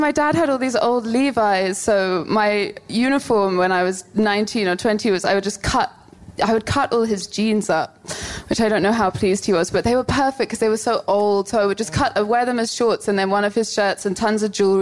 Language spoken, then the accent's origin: English; London, United Kingdom; I'm from South London